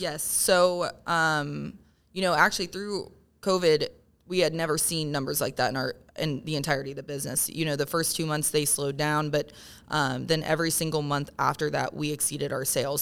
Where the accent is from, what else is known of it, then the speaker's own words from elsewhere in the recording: Parkersburg, West Virginia, United States; now in Morgantown, United States; I grew up in Parkersburg